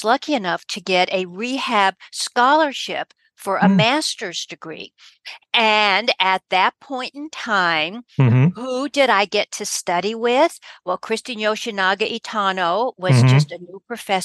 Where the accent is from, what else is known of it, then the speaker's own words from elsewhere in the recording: Denver, Colorado, United States; I was born and raised in Denver, Colorado.